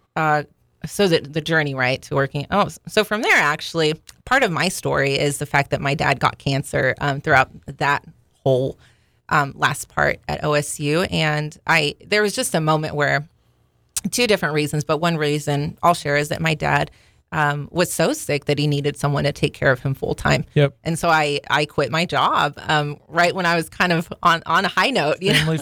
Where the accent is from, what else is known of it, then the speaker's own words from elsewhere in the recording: Stillwater, Oklahoma, United States; I was born in Stillwater